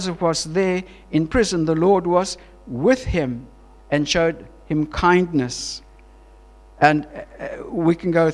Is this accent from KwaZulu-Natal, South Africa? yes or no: no; Queenstown, Eastern Cape, South Africa; moved away as an adult; also born or lived in Johannesburg, South Africa; we're from Queenstown